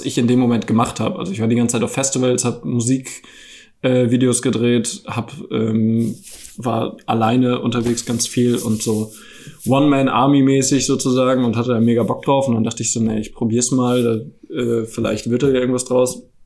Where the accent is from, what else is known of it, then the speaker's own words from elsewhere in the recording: Frankfurt am Main, Hesse, Germany; moved away as an adult; now in Berlin, Germany; Ich komme ja eigentlich aus Frankfurt am Main